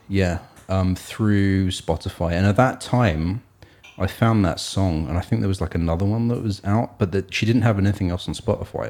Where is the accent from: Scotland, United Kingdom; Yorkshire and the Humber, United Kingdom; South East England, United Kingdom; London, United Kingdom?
South East England, United Kingdom; Hastings; moved away; Sussex, which is where I am from, this is, I was born in Sussex, in Hastings.